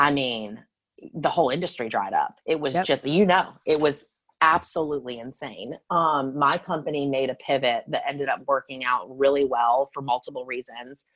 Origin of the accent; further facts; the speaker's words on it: Charleston, South Carolina, United States; I'm from Charleston, South Carolina